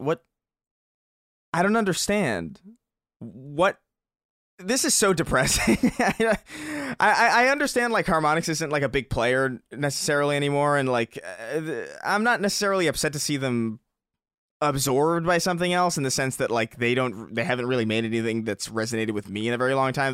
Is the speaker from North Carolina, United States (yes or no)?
no; New York, United States; I grew up in New York